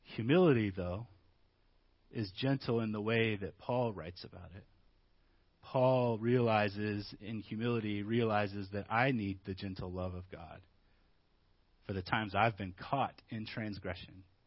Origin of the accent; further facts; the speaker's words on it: Midwest, United States; moved away; Growing up in the Midwest